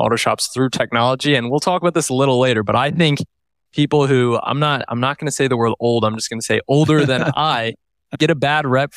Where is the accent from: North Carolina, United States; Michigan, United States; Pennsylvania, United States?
Pennsylvania, United States; Lancaster; moved away as an adult; also born or lived in Santa Cruz, California; I grew up in Lancaster, Pennsylvania, home of the Amish